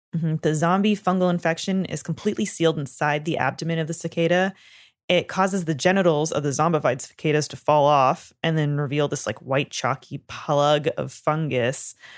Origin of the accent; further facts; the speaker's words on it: Canada; I'm from Canada